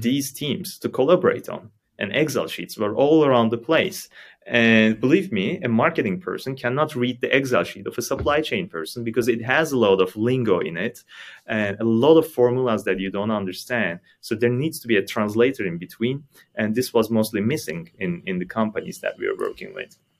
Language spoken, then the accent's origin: English; Istanbul, Turkey; moved away as an adult; now in Germany; I'm from Istanbul, Turkey. Moved to Germany five years ago